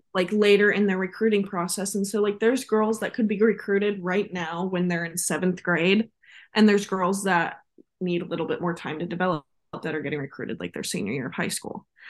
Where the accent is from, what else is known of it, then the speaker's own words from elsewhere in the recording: Visalia, California, United States; moved away as an adult; now in Ohio, United States; I am originally from Visalia, California, so quite a ways from home.